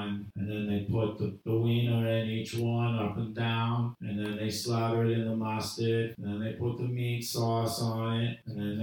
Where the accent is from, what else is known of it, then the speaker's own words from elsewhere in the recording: Providence, Rhode Island, United States; I'm from New England. I'm from right here in Providence